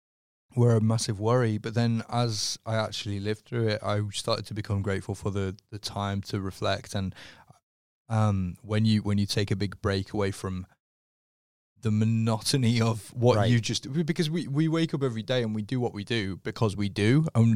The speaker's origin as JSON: {"language": "English", "region": "North West England", "country": "United Kingdom", "said": "Okay, so I'm from a town just outside of Liverpool."}